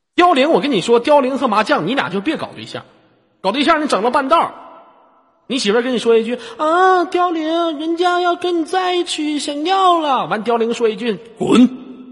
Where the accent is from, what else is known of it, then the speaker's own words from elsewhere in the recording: Inner Mongolia, China; 我家是非常美丽的内蒙古大草原